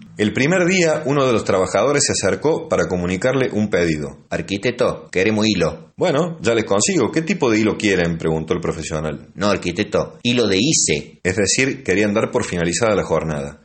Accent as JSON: {"language": "Spanish", "region": "Córdoba", "country": "Argentina", "accent": "tonada cordobesa", "said": "nosotros mismos, los cordobeses"}